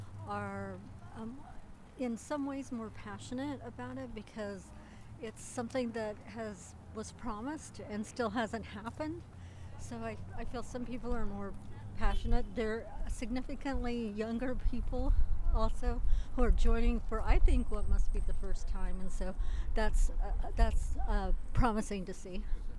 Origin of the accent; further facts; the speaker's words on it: Boulder, Colorado, United States; Boulder, Colorado. I'm with the Collective The Nation Report. We're local and independent to Boulder and Denver.